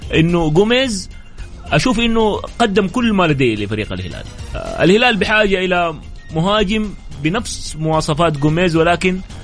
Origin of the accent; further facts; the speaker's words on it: Saudi Arabia; لأننا احنا سعوديين